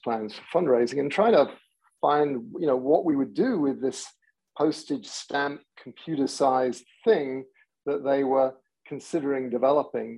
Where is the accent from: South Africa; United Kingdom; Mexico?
United Kingdom; England; moved away as an adult; now in San Diego, United States; I grew up in England, but found my way via a whole bunch of technology companies to San Diego